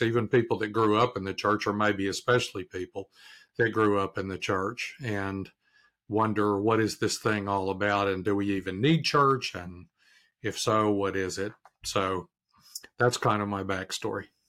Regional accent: Arkansas, United States; now in Durham, United States; I'm from Arkansas originally

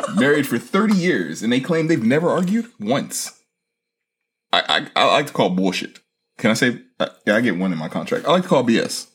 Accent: United States; as an American

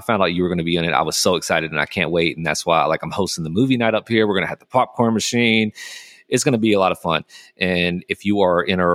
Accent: the South, United States; I'm from the South.

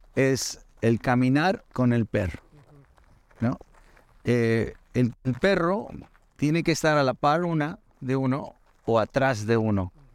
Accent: Mexico; now in United States; Me encanta México me encanta de dónde vengo, mis ancestros

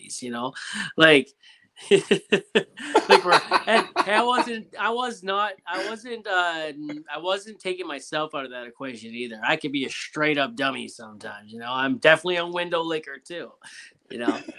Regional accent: Ontario, Canada; accent: Canadian; I'm from Ontario, so I'm like just above New York

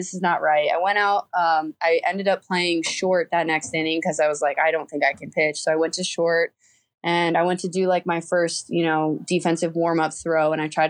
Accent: Midwest, United States; I was, you know, on the East Coast and I'm originally from the Midwest.

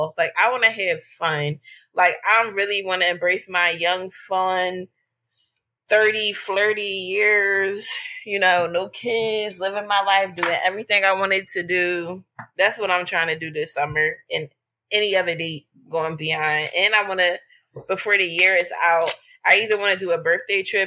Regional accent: Philadelphia, Pennsylvania, United States

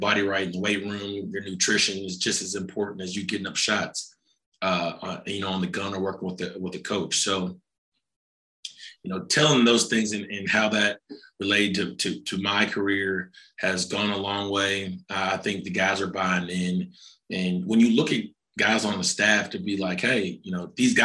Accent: Fayetteville, Arkansas, United States; I'm from Fayetteville, Arkansas. I went to school here

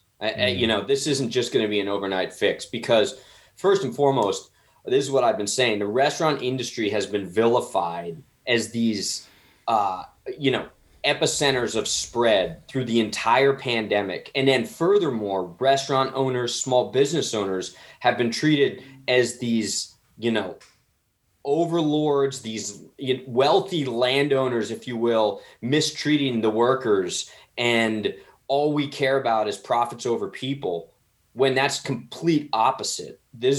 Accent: New Jersey, United States; I'm from Somerset County, kind of by like New Brunswick.

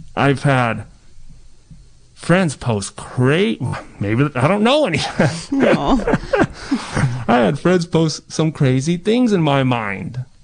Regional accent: Ukiah, California, United States; also born or lived in Coyote Valley Reservation; I grew up in Ukiah, Mendocino County. We're a small town in the middle of nowhere

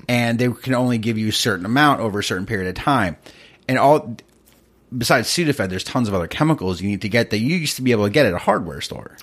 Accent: East Coast, United States; I grew up in the East Coast

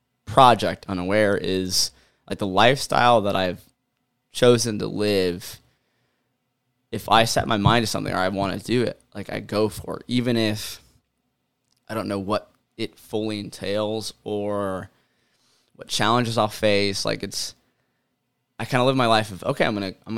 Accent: Ohio, United States; I grew up in America. I grew up in Ohio

